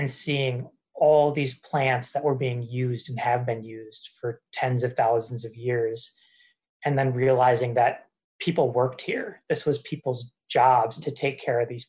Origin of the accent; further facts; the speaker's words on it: Wisconsin, United States; now in Florence, Massachusetts, United States; I'm actually from Wisconsin, you know, really grew up thinking that I would live in Wisconsin my entire life